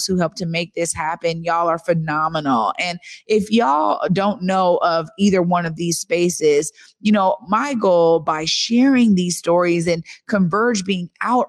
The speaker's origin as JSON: {"language": "English", "town": "Seattle", "region": "Washington", "country": "United States", "tie": "born or raised there", "said": "It was like family growing up in the Central District."}